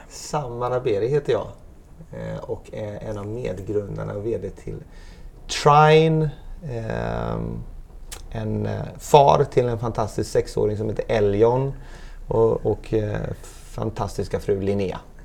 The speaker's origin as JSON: {"language": "Swedish", "town": "Gothenburg", "region": "Västra Götaland", "country": "Sweden", "moved": "as an adult", "said": "Jag och min fru, vi är svenskar, vi är från Göteborg"}